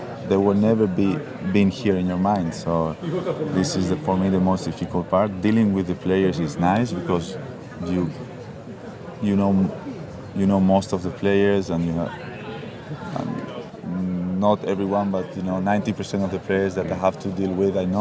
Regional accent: Madrid, Community of Madrid, Spain; in Madrid, which is my hometown

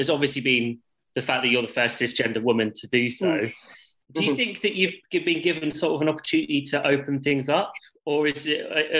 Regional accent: Fareham, South East England, United Kingdom; I'm originally not far from Southampton

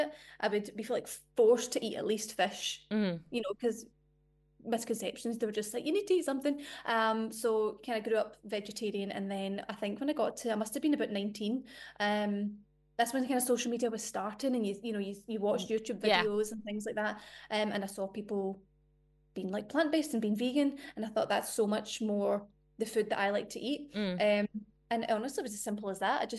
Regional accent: Scotland, United Kingdom; I'm Scottish

